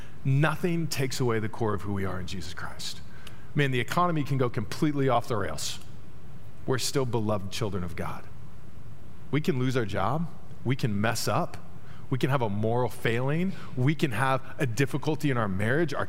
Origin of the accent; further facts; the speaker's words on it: Dallas, Texas, United States; moved away; also born or lived in Terre Haute, Indiana; I grew up in Dallas, large city, obviously.